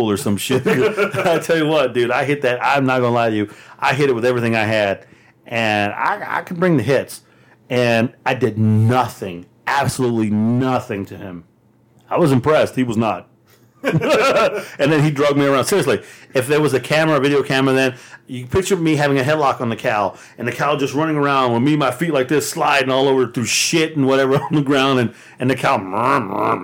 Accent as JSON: {"language": "English", "region": "Texas", "country": "United States", "said": "I'm from Texas"}